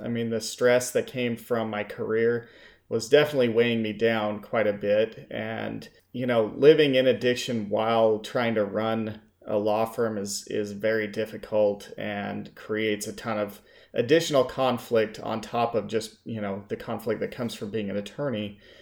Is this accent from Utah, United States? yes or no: yes; Salt Lake City, Utah, United States; moved away as an adult; also born or lived in Las Vegas, Nevada / Saint George, Utah; I grew up in Salt Lake City, Utah